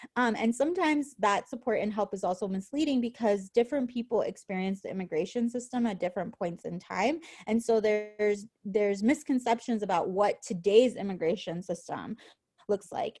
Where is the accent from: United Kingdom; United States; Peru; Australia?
United States; San Francisco, California; moved away as an adult; now in Wisconsin, United States; we're from San Francisco